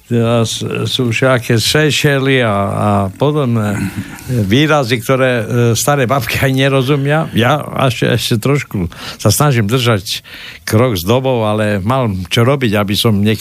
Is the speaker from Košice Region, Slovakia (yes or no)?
yes; Košice, Košice Region, Slovakia; Ja som vyrastal v Košiciach a do určitého obdobia tam boli dvojazyčné názvy obchodov